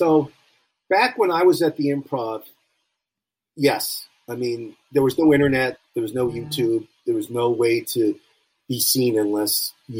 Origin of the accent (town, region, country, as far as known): Beverly Hills, California, United States; born or raised there; also born or lived in Cincinnati